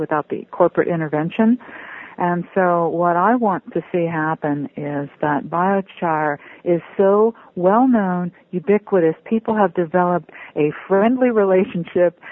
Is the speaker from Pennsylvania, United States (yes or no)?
yes; just north of Pittsburgh, Pennsylvania, United States; I grew up in Pennsylvania too. I was just north of Pittsburgh